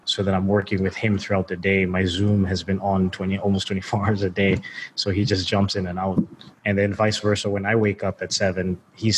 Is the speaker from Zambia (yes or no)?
yes; Zambia; moved away; also born or lived in United States / Canada; I was born in Zambia, Southern Africa. So while I grew up, you know, my parents are pretty well off, and I moved to the States and Canada